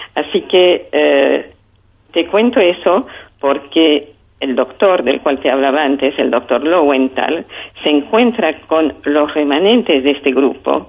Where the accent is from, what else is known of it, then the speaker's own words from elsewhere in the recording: France; moved away as an adult; now in Argentina; yo venía de Europa, de Francia, eh, donde habíamos sufrido la guerra